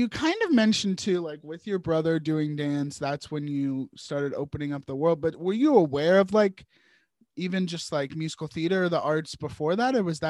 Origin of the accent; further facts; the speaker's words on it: Virginia, United States; I grew up in Virginia